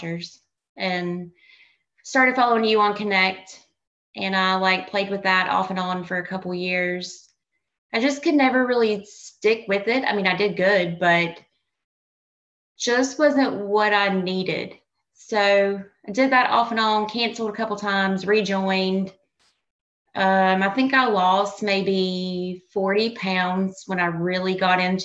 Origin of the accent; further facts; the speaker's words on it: North Carolina, United States; born and raised in North Carolina. So that's southern part